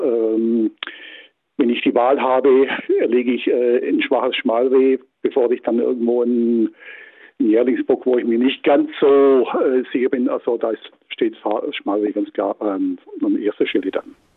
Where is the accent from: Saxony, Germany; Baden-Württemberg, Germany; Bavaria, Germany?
Baden-Württemberg, Germany; bei uns in Baden-Württemberg